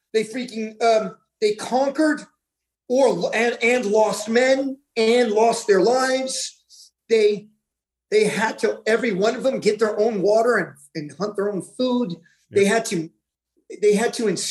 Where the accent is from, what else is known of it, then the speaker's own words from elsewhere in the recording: Kansas City, Missouri, United States; moved away; I'm from Kansas City, Missouri